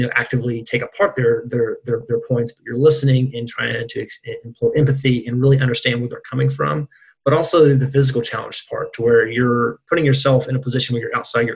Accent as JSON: {"language": "English", "town": "Burnsville", "region": "West Virginia", "country": "United States", "also_born_or_lived": "Morgantown, West Virginia", "said": "I'm from West Virginia. I guess I'm a townie now, too. I've been in Morgantown since 2005, from center part of the state. So as deep in the West Virginia as you can get, Braxton County, Burnsville area."}